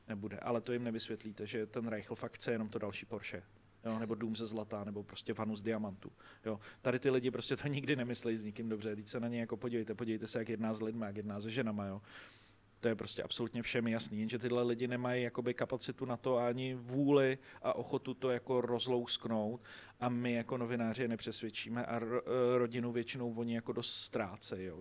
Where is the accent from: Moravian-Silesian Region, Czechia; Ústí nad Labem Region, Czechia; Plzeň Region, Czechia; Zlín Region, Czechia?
Ústí nad Labem Region, Czechia; Děčín; Děčína, což je moje rodní město